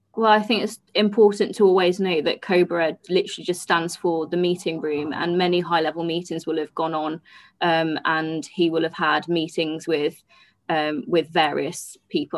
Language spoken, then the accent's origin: English; Black Country, West Midlands, United Kingdom; I'm not from the north, I'm from the Midlands